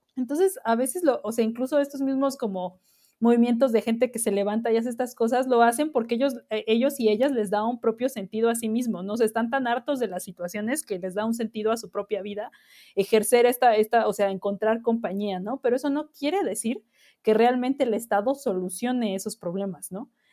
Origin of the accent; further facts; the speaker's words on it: Mexico; somos como mexicanos